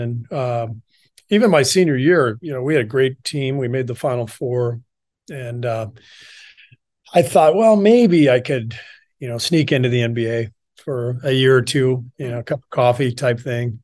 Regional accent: Los Angeles, California, United States; also born or lived in Beirut, Lebanon / Cairo, Egypt / France; most of my childhood was spent in L

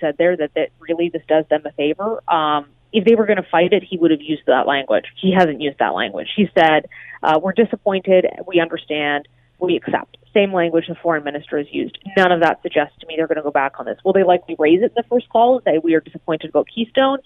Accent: Alberta, Canada; I'm from Alberta

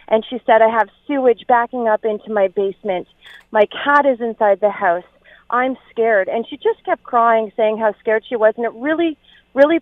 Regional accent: Ontario, Canada; now in New Brunswick, Canada; I'm actually from Ontario

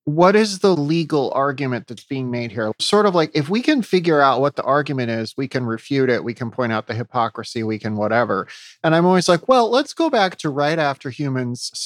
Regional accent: South Dakota, United States; now in California, United States; I grew up around South Dakota

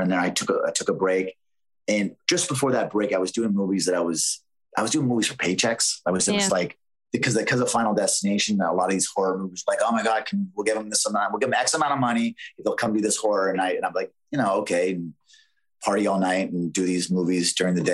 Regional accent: Canada; It was really hard to break into the American market as a Canadian back then. I was working very steady in Canada

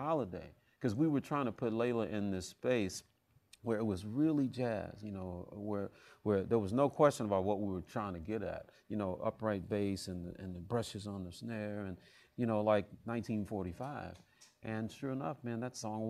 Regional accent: Memphis, Tennessee, United States; moved away as an adult; also born or lived in Houston; I'm from Memphis

